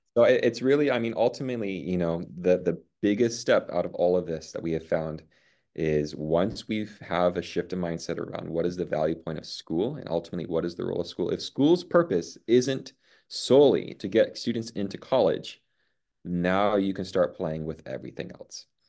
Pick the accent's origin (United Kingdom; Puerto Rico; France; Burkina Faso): Puerto Rico; now in Cajon Valley, United States; I grew up in Puerto Rico